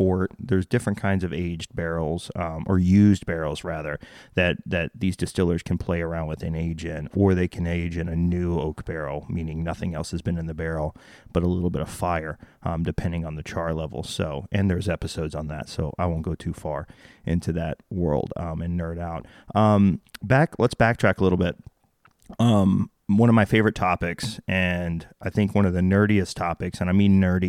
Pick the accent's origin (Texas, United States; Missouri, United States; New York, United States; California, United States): Texas, United States; Waco; also born or lived in Delaware, Maryland, Virginia area; now in Delaware-Maryland-Virginia area, United States; I'm from Waco originally, so well, I was a kid in Waco